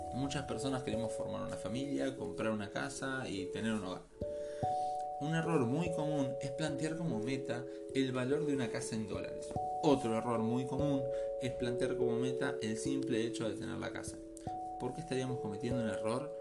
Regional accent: Argentina; Nací en Argentina hace 31 años

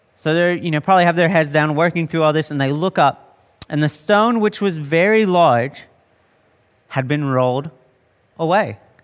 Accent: United States; now in Australia; being American

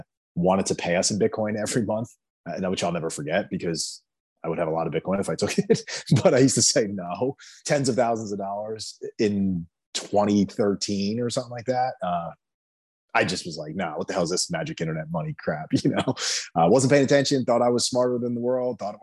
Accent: Jersey Shore, New Jersey, United States; I grew up in New Jersey on the Jersey Shore

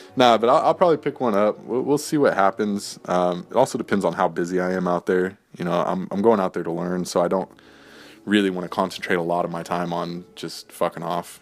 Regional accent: United States; being an American

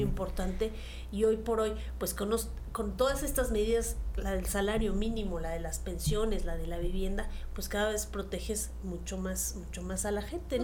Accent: Mexico; como mexicanos, de reconocer que son nuestras raíces

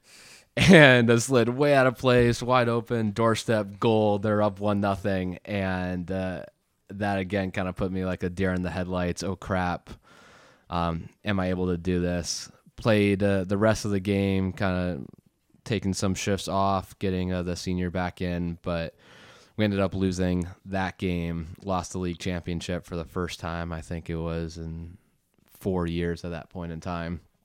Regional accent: Boston, Massachusetts, United States; also born or lived in California / London / Prague, Czech Republic; I was born in California when I was six. I moved to London for one year, then Prague, Czech Republic for two and a half years before moving back to Boston in the middle of fourth grade

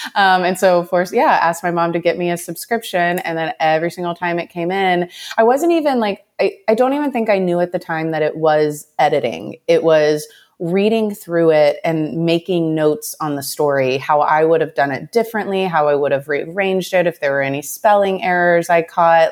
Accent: Southeast Texas, United States; now in Austin, United States; I come from a decently small town in, um, East Texas, Southeast Texas. Um, grew up really close to my family

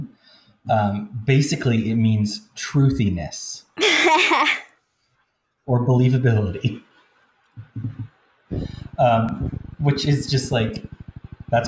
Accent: United States; I went into an elementary school in my hometown

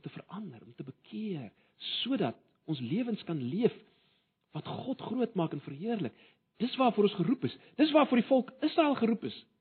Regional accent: South Africa

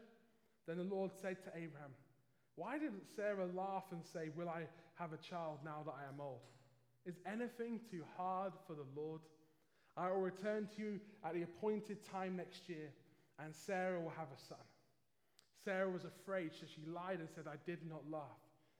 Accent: London, United Kingdom; Hopefully you can tell just about still from my accent at least that I'm originally from London.

